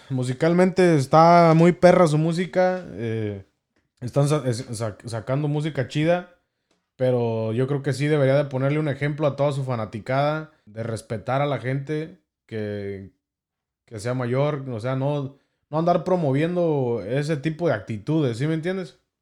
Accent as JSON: {"language": "Spanish", "country": "Mexico", "said": "como mexicanos eh, tenemos en nuestra cultura"}